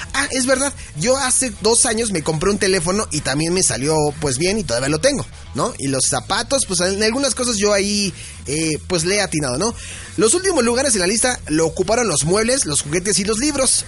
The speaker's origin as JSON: {"language": "Spanish", "country": "Mexico", "said": "somos mexicanos."}